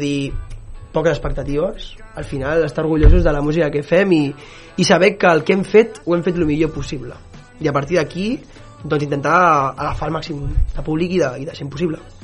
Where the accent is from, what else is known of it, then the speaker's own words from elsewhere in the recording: Sabadell, Catalonia, Spain; jo sóc de Sabadell